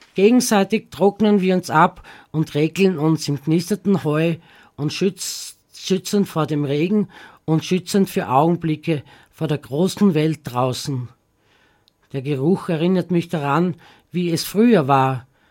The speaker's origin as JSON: {"language": "German", "region": "Southern Styria", "country": "Austria", "tie": "born or raised there", "moved": "yes", "lives_now": "Graz, Austria", "said": "die Südsteiermark, weil das meine Heimat ist"}